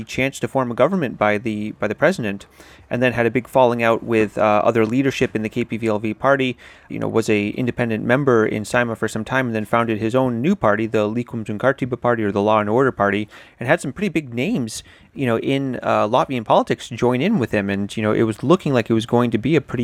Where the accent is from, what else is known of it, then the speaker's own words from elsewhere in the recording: United States; moved away; also born or lived in Europe; as an American